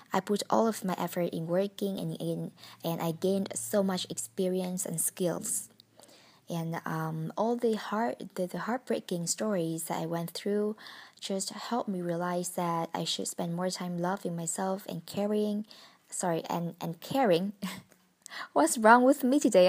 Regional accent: Vietnam; English is a second language; moved away as an adult; now in Hanoi, Vietnam; I came back to my hometown to celebrate the holiday with my family five days ago

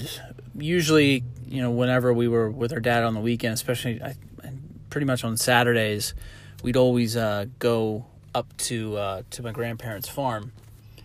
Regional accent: Harrisburg, Pennsylvania, United States; I grew up in Harrisburg, PA, central Pennsylvania

